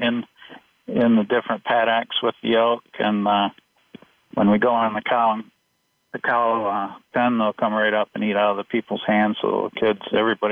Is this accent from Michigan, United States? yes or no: yes; Lansing, Michigan, United States; now in Ludington, United States; I grew up in Lansing, Michigan.